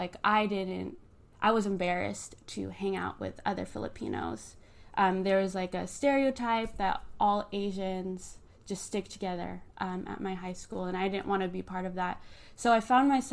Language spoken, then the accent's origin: English; Henderson, Nevada, United States; moved away as an adult; also born or lived in Long Beach, California; now in Austin, United States; I grew up in Henderson, Nevada, which is a big population of Mormons